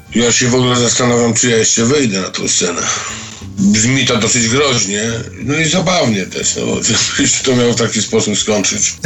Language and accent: Polish; Świdnik, Lublin Voivodeship, Poland; w mieście, w którym się wychowałem, w Świdniku